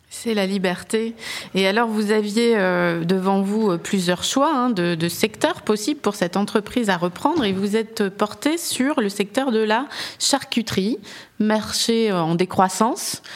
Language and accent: French; France; je suis française